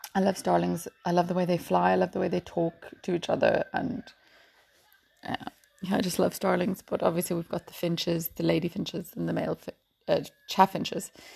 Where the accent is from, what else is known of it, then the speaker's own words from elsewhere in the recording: Port Elizabeth, Eastern Cape, South Africa; now in Ireland; I'm from Port Elizabeth, um, which is now called Mayberga